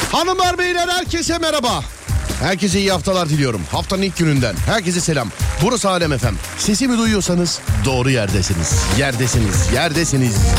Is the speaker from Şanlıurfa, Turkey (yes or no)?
no; Istanbul, Turkey; bir İstanbullu olarak